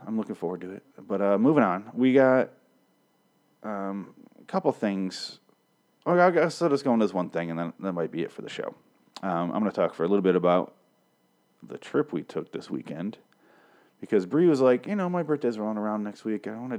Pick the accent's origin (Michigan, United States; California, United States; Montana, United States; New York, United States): Michigan, United States; I'm from Michigan and I moved around a lot and I would always drive.